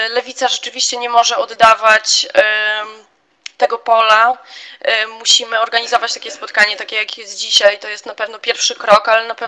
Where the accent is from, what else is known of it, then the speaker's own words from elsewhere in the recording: Białystok, Podlaskie Voivodeship, Poland; jestem z Białego Stoku